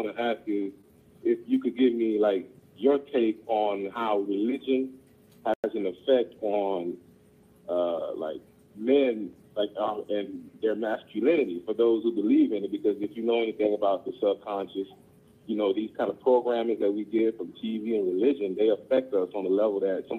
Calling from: Tampa, Florida, United States; I'm calling from Tampa first

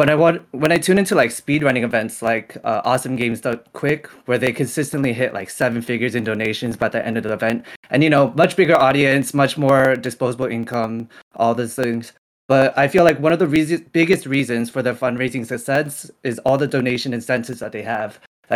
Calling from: California, United States; I am from SoCal, Fulton, California.

